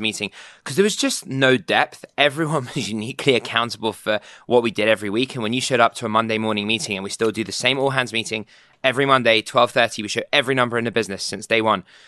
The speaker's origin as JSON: {"language": "English", "region": "London", "country": "United Kingdom", "tie": "born or raised there", "also_born_or_lived": "New York / Boston", "moved": "as an adult", "lives_now": "San Francisco, United States", "said": "I grew up in London, moved to New York with B C G, moved to Boston for grad school."}